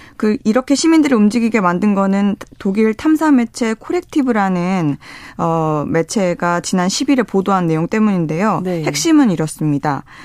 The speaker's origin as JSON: {"language": "Korean", "country": "South Korea", "said": "제가 한국인인데도 불구하고"}